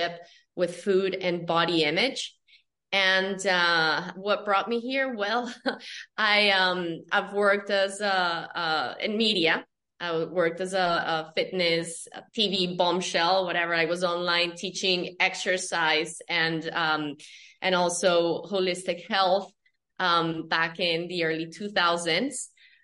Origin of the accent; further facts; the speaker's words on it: Colombia; I'm from Colombia, South America